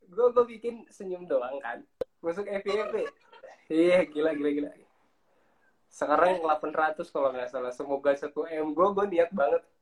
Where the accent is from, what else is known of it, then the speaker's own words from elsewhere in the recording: Lampung, Indonesia; terus gue dari Lampung nah di situ kita ngumpul gitu kan jadi satu dari orang mana-mana jadi ya memang orang-orang perantauan